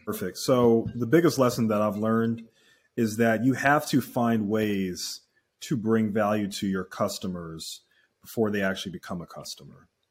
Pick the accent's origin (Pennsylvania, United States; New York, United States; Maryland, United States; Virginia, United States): Pennsylvania, United States; Philadelphia; I grew up in Philadelphia.